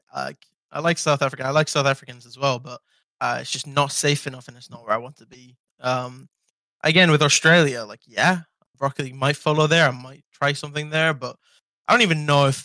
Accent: Iceland; moved away as an adult; I love Iceland. It's my home country

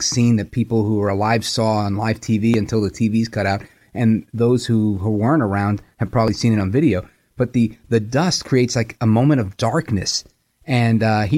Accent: New York City, New York, United States; I'm a kid from Brooklyn

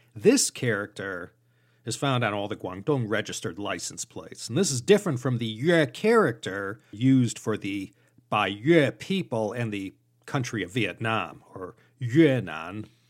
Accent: Chicago, Illinois, United States; now in Los Angeles, United States; As a youngin' growing up in the North Chicago suburbs

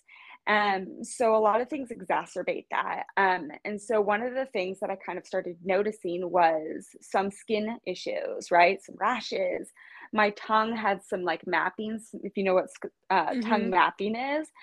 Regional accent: Kansas City, United States; also born or lived in Los Angeles; now in West Coast, United States; I'm from Kansas City, born and raised.

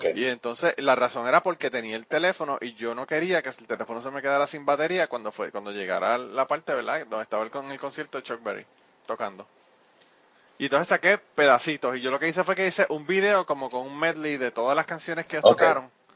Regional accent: Puerto Rico; now in Kentucky, United States; cuando estaba en Puerto Rico

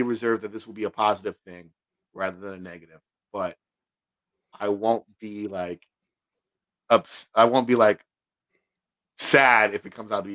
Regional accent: United States; especially as a black man growing up in America.

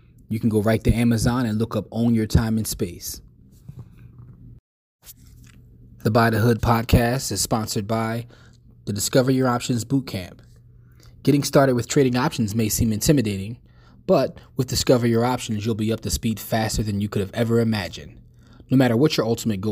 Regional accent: Philadelphia, Pennsylvania, United States; we're from Philadelphia and all of us have been in Darby.

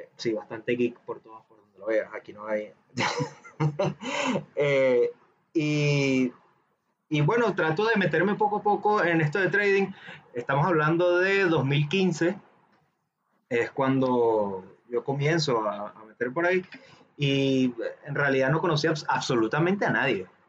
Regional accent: Venezuela; seamos de, un país donde digamos que la educación financiera está muy reducida

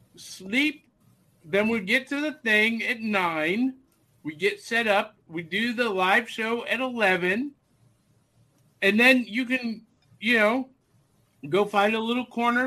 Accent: Midwest, United States; Listen, I grew up in the Midwest.

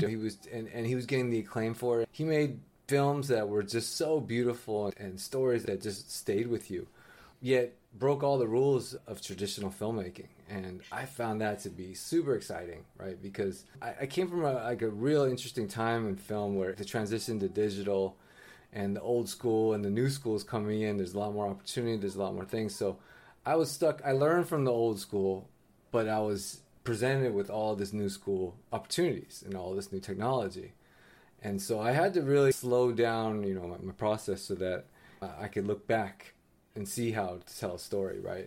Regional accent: San Francisco, California, United States; I am a sixth generation Chinese American, born and raised in, in San Francisco, California

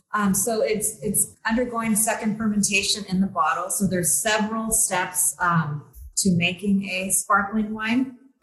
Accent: Napa, California, United States; also born or lived in Guanajuato, Mexico / Bakersfield, United States; Background is my parents and I immigrated here from Guanajuato, and we lived in Bakersfield, of all places, in the early 80s. And moved to Napa when I was 10.

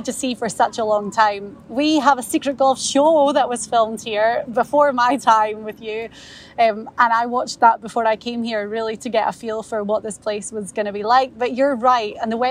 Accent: Scotland, United Kingdom; I, being Scottish

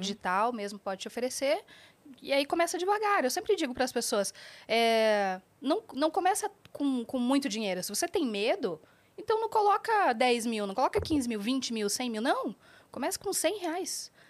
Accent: Curitiba, Paraná, Brazil; eu sou de Curitiba

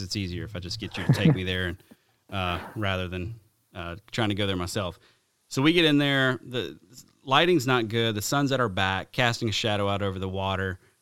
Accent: the South, deep South Alabama, United States; moved away; growing up in the South

